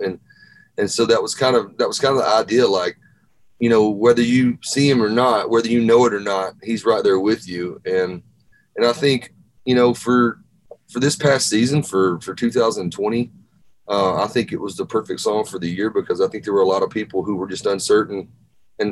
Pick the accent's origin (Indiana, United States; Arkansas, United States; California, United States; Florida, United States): Arkansas, United States; moved away as an adult; now in Nashville, United States; I grew up in Arkansas